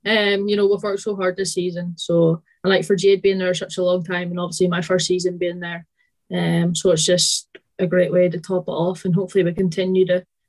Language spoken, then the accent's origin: English; Northern Ireland, United Kingdom; moved away as an adult; also born or lived in England; now in Forfar, United Kingdom; So I'm originally from Northern Ireland, although you probably can't tell from my accent anymore. And then I moved to England for a year and then now in Scotland. So I stay in Forfar.